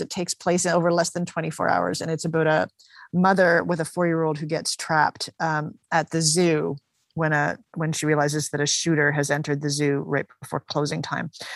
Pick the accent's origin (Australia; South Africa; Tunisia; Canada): Canada; Toronto, Ontario; now in St. John's, Canada; I'm from Toronto